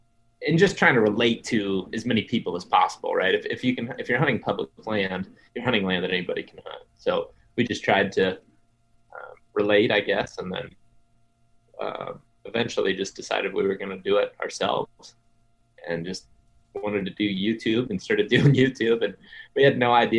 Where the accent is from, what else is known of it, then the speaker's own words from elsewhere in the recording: Ohio, United States; So I grew up in Western Ohio, but I told you guys before we started, my grandparents live in Eastern or Central Ohio.